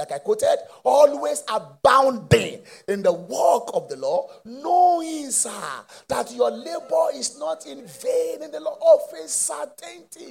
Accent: Mushin, Isolo Road, Lagos, Nigeria; I was born in Moshi, in Isolo Road

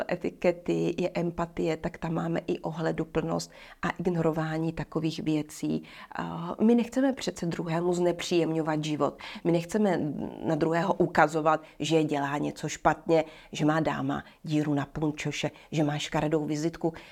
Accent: Bohemia, Czechia; tady u nás v Čechách?

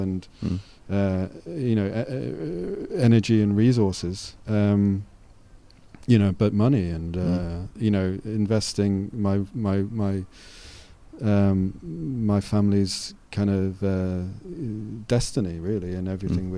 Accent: North East England, United Kingdom; I was brought up in Northeast England

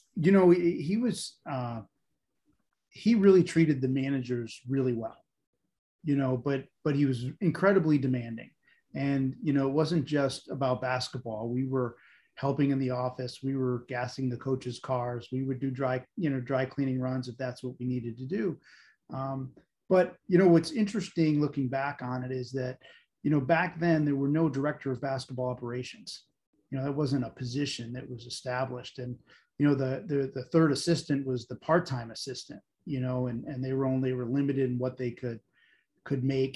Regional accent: Olean, New York, United States; I grew up in Olean, New York, St. Bonaventure, you know, kind of snow country in the middle of nowhere

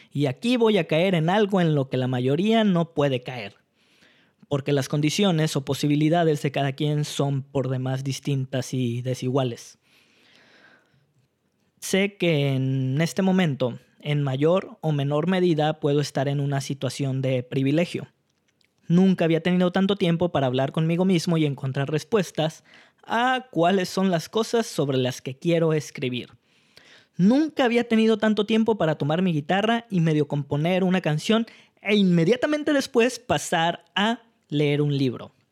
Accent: Mexico; sacan lo peor o lo mejor de nosotros como mexicanos.

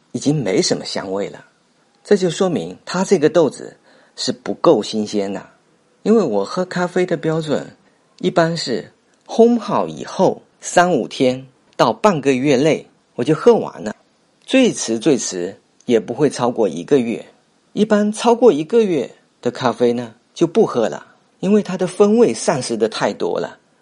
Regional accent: Fuzhou, Fujian, China; 我从小就是在这里长大的

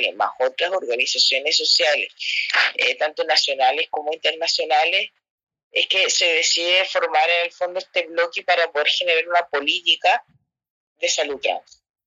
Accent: Santiago, Santiago Metropolitan Region, Chile; yo soy eh, de Mons, Santiago

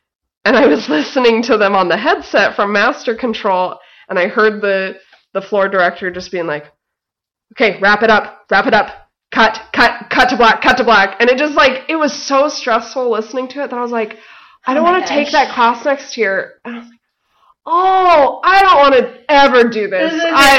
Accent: Boise, Idaho, United States; Boise, Idaho.

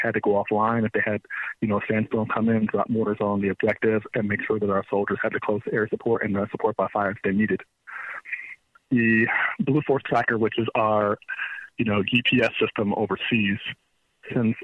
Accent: Frederick, Maryland, United States; I'm from Maryland. I grew up in Frederick and Montgomery County, Maryland.

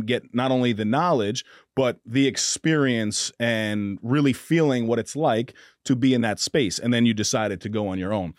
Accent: Mount Vernon, New York, United States; I grew up in Mount Vernon, New York

